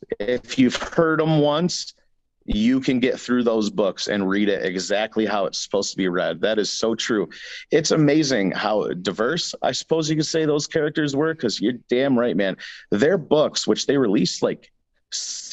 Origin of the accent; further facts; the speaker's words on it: New York, United States; we're from New York